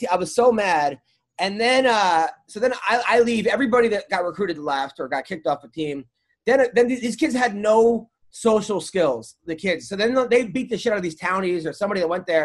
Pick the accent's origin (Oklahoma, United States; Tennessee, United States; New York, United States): New York, United States; Long Island; I'm from Long